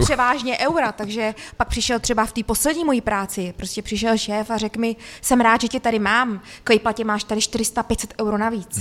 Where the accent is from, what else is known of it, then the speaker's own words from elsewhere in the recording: Humpolec, Vysočina Region, Czechia; also born or lived in Austria; Já jsem přímo z Humpolce